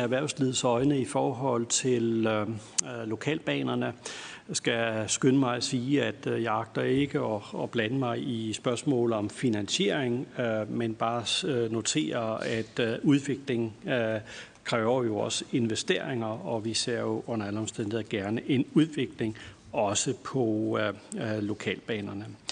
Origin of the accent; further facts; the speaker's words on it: Lolland, Zealand, Denmark; jeg er fra Lolland og også har haft en barndom med lokalbanen